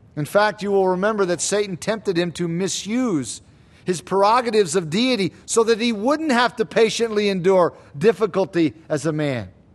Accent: United States; us as American Christians.

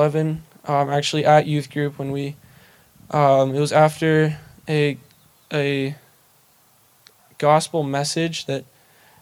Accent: Bozeman, Montana, United States; also born or lived in Seattle, Washington / Belgrade, Montana; I was born in Seattle, only stayed for a year-ish. We moved to Belgrade, which I don't really remember that much. So then we moved to Bozeman in, I think, 2004 or 5

